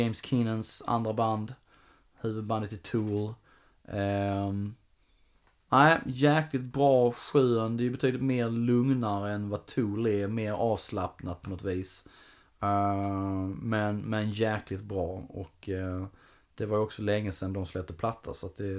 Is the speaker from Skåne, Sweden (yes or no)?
yes; Ängelholm, Skåne, Sweden; moved away; jag var nere i Ängelholm i somras, min hemstad